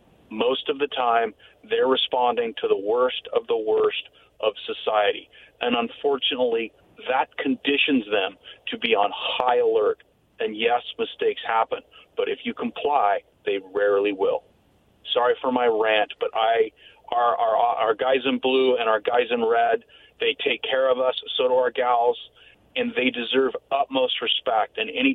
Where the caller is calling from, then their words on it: Yakima, Washington, United States; from Yakima.